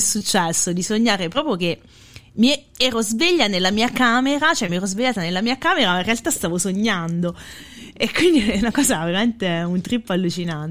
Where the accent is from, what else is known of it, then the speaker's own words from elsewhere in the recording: Lanciano, Abruzzo, Italy; quando andavo all'università da Lanciano